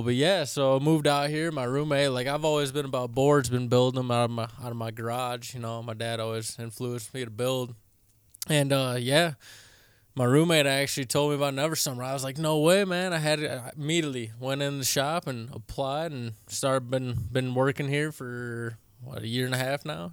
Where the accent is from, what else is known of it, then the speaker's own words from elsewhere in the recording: Michigan, United States; now in Colorado, United States; I'm from Michigan